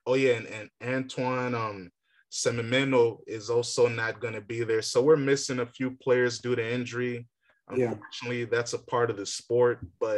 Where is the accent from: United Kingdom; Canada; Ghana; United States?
Ghana; You know, I'm a Ghanaian. I believe we can win